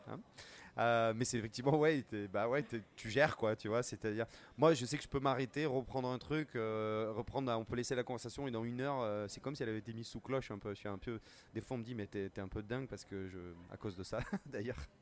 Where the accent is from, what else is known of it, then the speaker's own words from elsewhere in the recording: Bordeaux, Nouvelle-Aquitaine, France; j'ai grandi à Bordeaux en, écoutant des musiciens guinéens, sénégalais